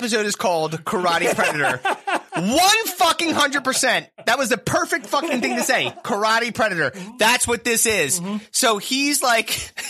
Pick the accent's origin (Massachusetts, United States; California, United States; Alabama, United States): Massachusetts, United States; Worcester; I grew up in Worcester.